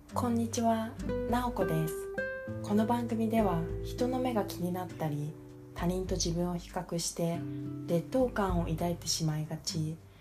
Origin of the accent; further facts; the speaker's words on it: Japan; こちらが日本人だっていうこと